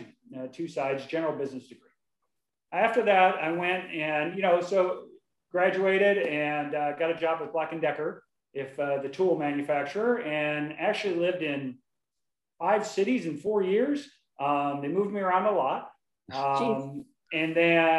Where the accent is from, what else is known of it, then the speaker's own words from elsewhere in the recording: Wahoo, Nebraska, United States; moved away as an adult; now in Dallas, United States; I grew up, I was born in Wahoo, Nebraska, 50 years ago, just a little bit ago. So, listen, I grew up, I lived in Nebraska.